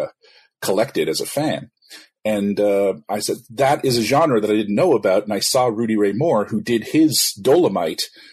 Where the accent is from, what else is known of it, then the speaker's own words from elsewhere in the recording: Ottawa, Ontario, Canada; I'm Canadian. I was born in Ottawa